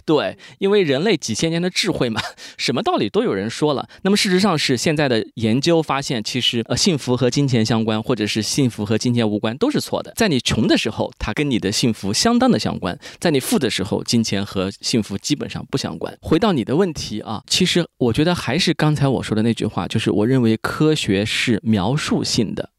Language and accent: Chinese; rural Jiangsu, China; 我从小是在一个可以说中国传统的一个乡土社会长大的，就是一个中国农村嘛，江苏农村。我们知道费孝通的《乡土中国》其实写的就是我们那一大片的那个地方